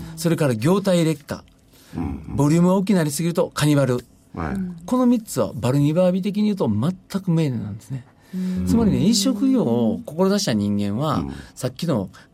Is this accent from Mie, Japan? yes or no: no; Kyoto, Japan; moved away as an adult; 僕自身も18まで京都で生まれ育った